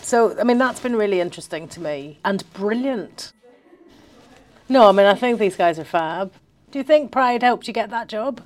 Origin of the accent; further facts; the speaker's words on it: Belfast, Northern Ireland, United Kingdom; growing up in Belfast